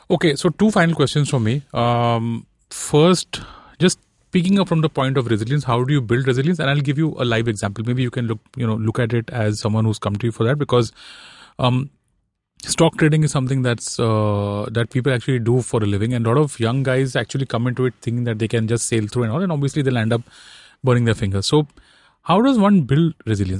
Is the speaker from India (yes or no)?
yes; Mumbai, Maharashtra, India; I'm born and raised in Bombay.